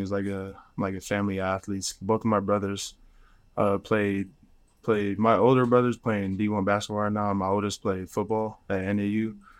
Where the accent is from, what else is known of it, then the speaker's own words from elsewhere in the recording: Phoenix, Arizona, United States; I'm from Phoenix, like you said, my whole life